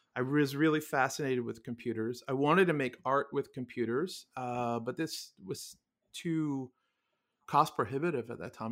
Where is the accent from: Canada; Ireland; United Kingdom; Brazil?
Canada; Toronto, Ontario; moved away as an adult; also born or lived in Montreal / Ottawa / New Zealand / California; born, born and raised in Toronto and went to university in Montreal.